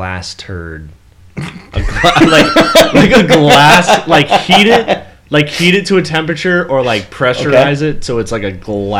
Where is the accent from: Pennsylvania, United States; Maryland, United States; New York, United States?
New York, United States; Buffalo; I'm from Buffalo, so like wings are a big thing in Buffalo, obviously.